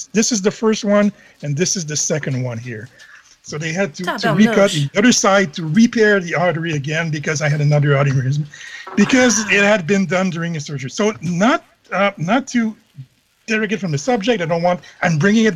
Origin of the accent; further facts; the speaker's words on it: Canada; I'm Canadian.